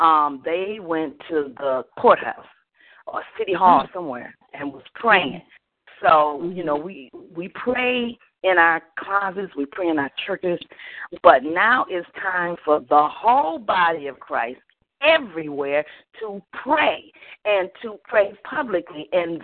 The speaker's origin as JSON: {"language": "English", "town": "Detroit", "region": "Michigan", "country": "United States", "lives_now": "Orlando, United States", "said": "I was from Detroit, but I'm in Orlando now, Florida."}